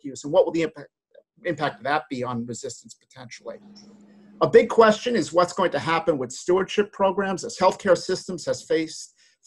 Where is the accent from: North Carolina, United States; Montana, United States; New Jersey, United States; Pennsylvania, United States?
New Jersey, United States; I'm from New Jersey